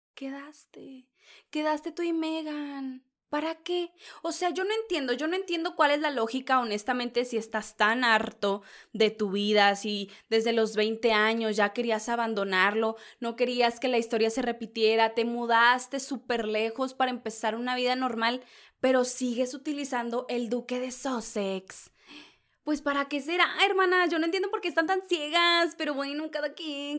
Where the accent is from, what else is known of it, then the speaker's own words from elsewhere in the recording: northern Mexico, Mexico; soy norteña